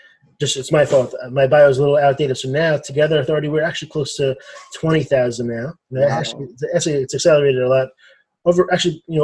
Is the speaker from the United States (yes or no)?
yes; Los Angeles, California, United States; moved away as an adult; also born or lived in Boston, Massachusetts / Baltimore, Maryland; now in Maryland, United States; I grew up in Los Angeles, California, and I moved to the East Coast for school